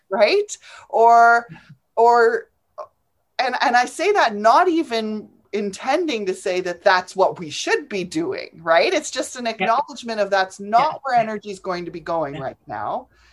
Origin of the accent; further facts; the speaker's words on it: England, United Kingdom; now in Canada; I was an immigrant. I came over from from England. It doesn't matter. I come from England.